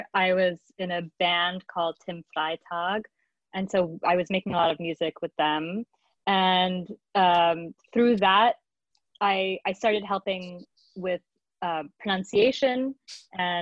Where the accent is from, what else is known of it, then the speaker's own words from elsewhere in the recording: New York City, New York, United States; I was raised in Manhattan, in a Portuguese, Lower Manhattan used to be a Portuguese community.